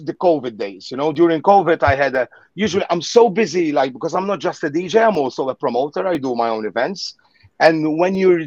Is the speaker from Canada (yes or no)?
no; Gozo, Malta; I was born on that island, on Little Gozo, which is part of the Maltese Islands. So yeah, I'm Maltese. I was born here. I always lived here